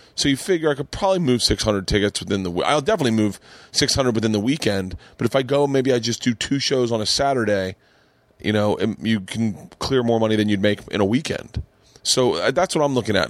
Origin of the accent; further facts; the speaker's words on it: Florida, United States; growing up in Florida